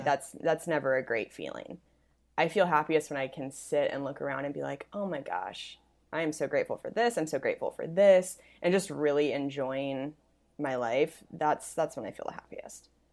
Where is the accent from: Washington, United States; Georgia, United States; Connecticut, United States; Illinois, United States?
Washington, United States; Spokane; moved away; my hometown, Spokane.